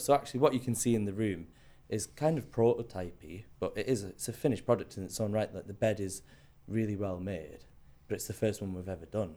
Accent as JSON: {"language": "English", "area": "South Cumbria", "region": "North West England", "country": "United Kingdom", "tie": "born or raised there", "also_born_or_lived": "Scotland", "moved": "yes", "lives_now": "London, United Kingdom", "said": "I grew up in Cumbria. I was born in Scotland to Scottish parents. Moved to Cumbria when I was two."}